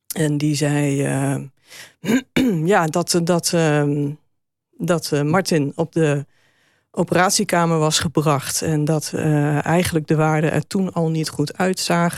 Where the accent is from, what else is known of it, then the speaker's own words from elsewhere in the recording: Zutphen, Gelderland, Netherlands; we zijn opgegroeid in Zutphen